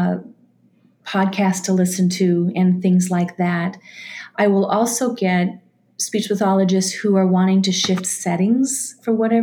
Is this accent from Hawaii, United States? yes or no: no; Minnesota, United States; I'm from Minnesota.